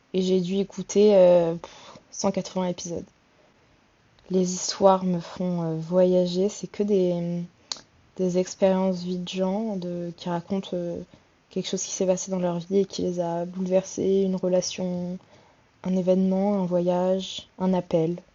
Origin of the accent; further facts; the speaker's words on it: Le Havre, Normandy, France; now in Paris, France; je vis sur Paris, je suis d'originaire du Havre en Normandie